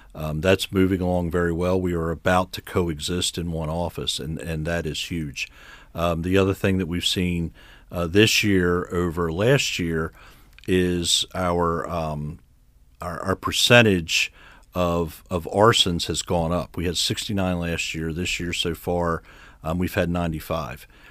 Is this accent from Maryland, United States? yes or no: yes; Harford County, Maryland, United States; also born or lived in Baltimore; I was born in Baltimore. I actually grew up in Harford County.